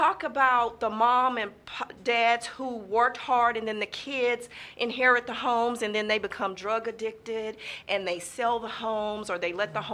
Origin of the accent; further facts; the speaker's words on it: Houston, Texas, United States; I grew up in Sunnyside